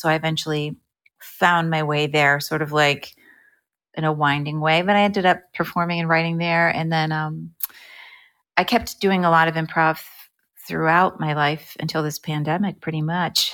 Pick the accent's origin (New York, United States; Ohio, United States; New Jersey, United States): New Jersey, United States; Bernardsville; moved away as an adult; also born or lived in Evanston, Illinois; I grew up in New Jersey, and I wanted to perform. I enjoyed, uh, music and singing and performing in my little high school in Bernardsville, New Jersey